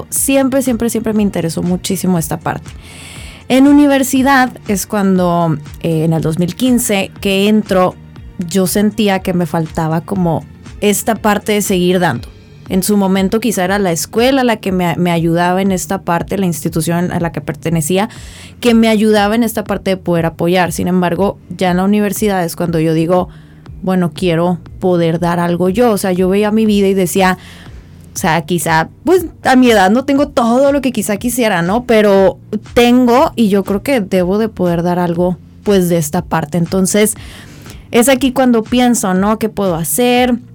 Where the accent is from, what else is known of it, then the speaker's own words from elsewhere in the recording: Mexicali, Baja California, Mexico; orgullosa de ser cachanilla.